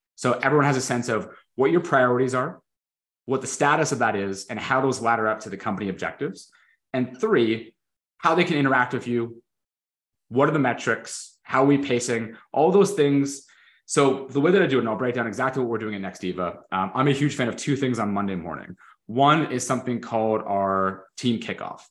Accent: Canada; I'm Canadian

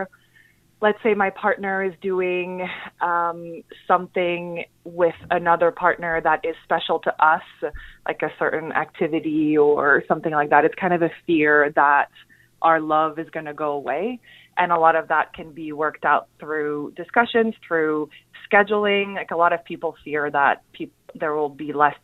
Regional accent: Montreal, Quebec, Canada; now in New York City, United States; I'm from Montreal originally. I moved to New York City

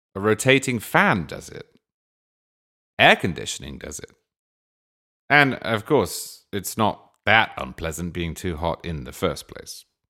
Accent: England, United Kingdom; moved away as an adult; now in Florida, United States; I grew up in England. I lived there for twenty-six years.

